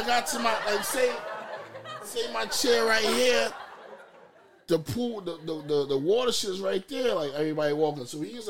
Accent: New York City, New York, United States; I'm from Queens.

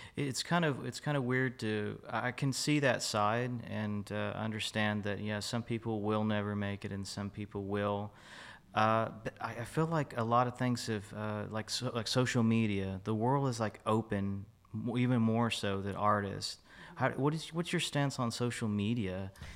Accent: Fort Worth, Texas, United States; moved away as an adult; now in Dallas, United States; I'm a native of Fort Worth. I lived here most of my life, uh, transitioned to Dallas

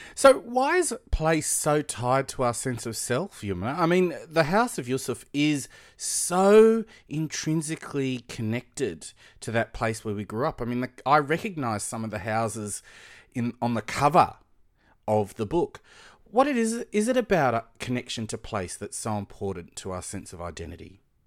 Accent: Sydney, New South Wales, Australia; I'd say, "Well, Blacktown."

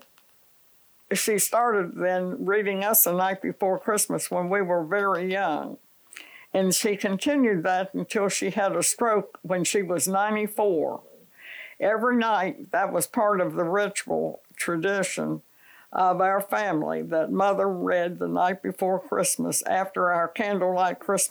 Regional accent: Morgantown, West Virginia, United States; moved away; also born or lived in Chapel Hill, North Carolina; I was from Morgantown, West Virginia

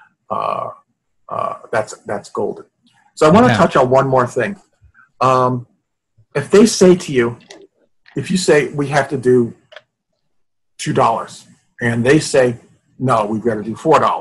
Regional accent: New York, United States; I'm from New York

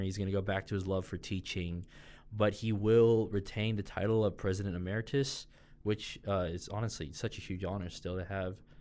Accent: Colorado, United States; moved away as an adult; now in Louisiana, United States; I'm from Colorado, so obviously very far from here

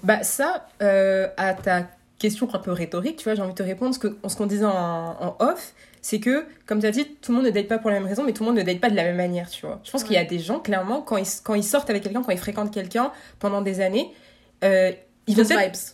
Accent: France; moi, j'ai grandi en France

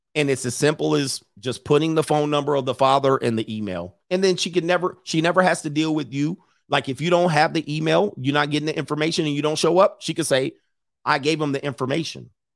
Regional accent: Southern California, United States; growing up in Southern California

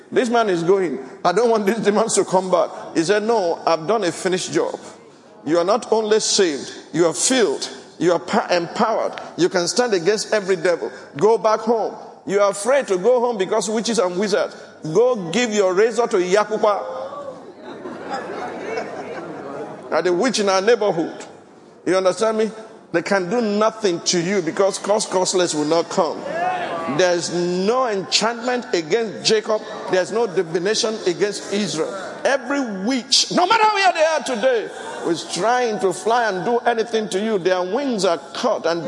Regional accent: Ogun State, Nigeria; born or raised there; moved away

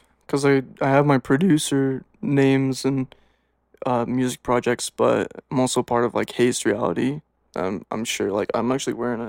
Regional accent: Logan, Utah, United States; I'm originally from here in Logan, Utah

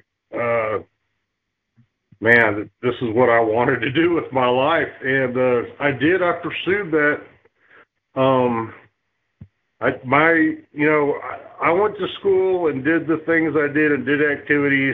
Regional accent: Lancaster, California, United States; also born or lived in Long Beach, California; by the time I was about 5 years old, we had moved to Lancaster, California.

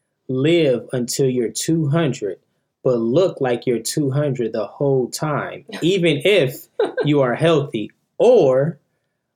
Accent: Milwaukee, Wisconsin, United States; now in Atlanta, United States; I'm from Milwaukee, Wisconsin

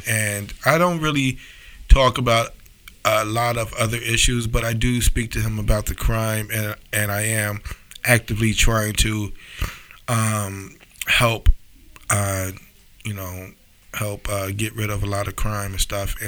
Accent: Mount Vernon, New York, United States; my hometown

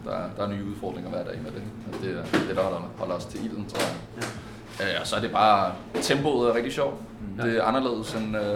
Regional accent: Aarhus, Central Denmark Region, Denmark; men jeg er jo fra Aarhus.

